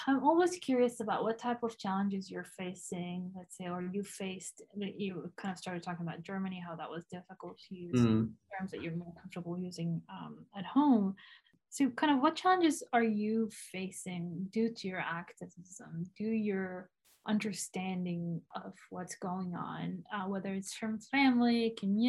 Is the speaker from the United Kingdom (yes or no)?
no; Umm al-Fahm, Haifa District, Israel; English is a second language; now in United States; I now live in the US. I'm originally from Umm al-Fahm